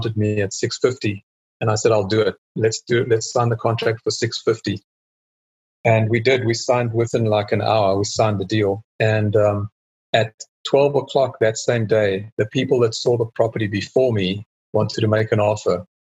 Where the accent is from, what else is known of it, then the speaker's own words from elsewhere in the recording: South Africa; also born or lived in England; now in Texas, United States; Okay. Well … I'm a South African and moved around a lot. Myself and my wife, we moved from South Africa to England, lived there for 10 years, and then moved to the States in 2001 and been there in Texas ever since then.